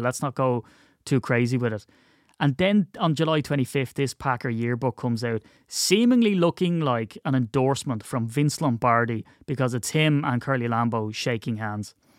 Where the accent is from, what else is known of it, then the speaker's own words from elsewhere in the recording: Ireland; it's difficult being Irish